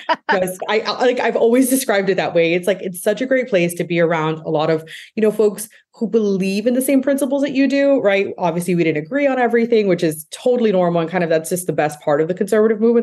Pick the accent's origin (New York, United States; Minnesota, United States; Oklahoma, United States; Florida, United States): Florida, United States; Miami; moved away; I'm originally from Miami